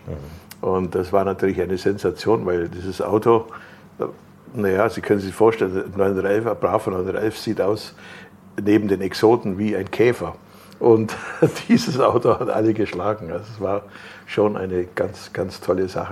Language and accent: German; Germany; bei uns in Deutschland